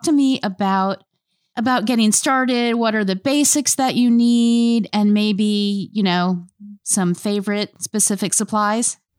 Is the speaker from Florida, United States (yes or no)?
yes; North Palm Beach, Florida, United States; also born or lived in Miami; now in Paducah, United States; I was born in Miami and grew up in North Palm Beach